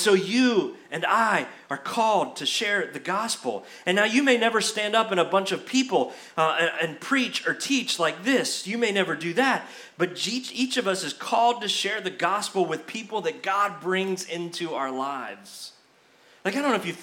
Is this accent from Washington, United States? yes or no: no; Brandon, Florida, United States; my home church, the church I grew up in Brandon, Florida